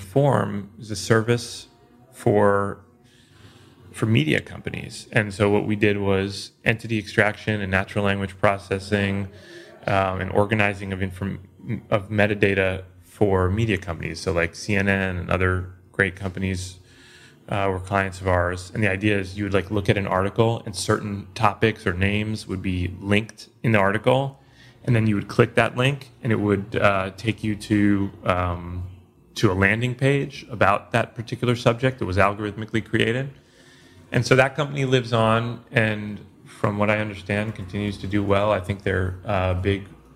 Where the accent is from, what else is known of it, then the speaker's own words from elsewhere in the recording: New York City, New York, United States; I grew up in New York City around the East Village area, and I was born in 81